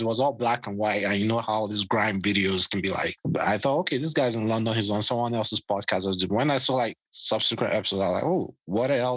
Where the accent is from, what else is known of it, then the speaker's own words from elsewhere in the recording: Benin City, Edo, Nigeria; I'm from Benin, and we have a house there.